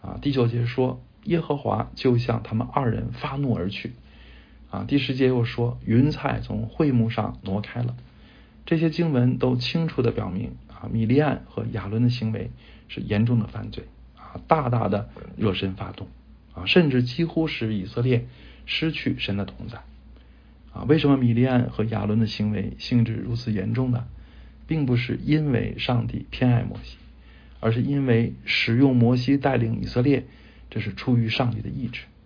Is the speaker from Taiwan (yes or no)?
no; China; 我们中国人